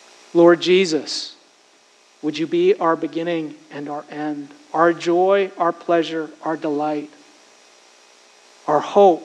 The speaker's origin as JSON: {"language": "English", "country": "United States", "said": "I'm American. I love this country. It's been a great country to me. I am American."}